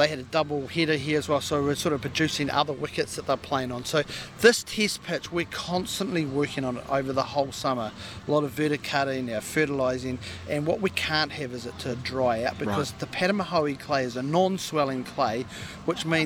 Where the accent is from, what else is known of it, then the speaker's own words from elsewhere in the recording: Christchurch, Canterbury, New Zealand; now in Hamilton, New Zealand; As a kid, I'm from Christchurch.